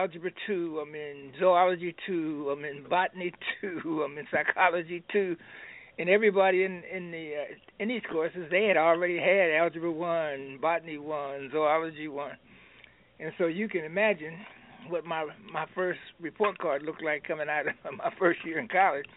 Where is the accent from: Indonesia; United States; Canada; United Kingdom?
United States; Pittsburgh, Pennsylvania; I was born in the city, they say, where you iron all day and steal all night, which is in Pittsburgh, Pennsylvania, which is the home of steel and iron. And so we grew up there in Pittsburgh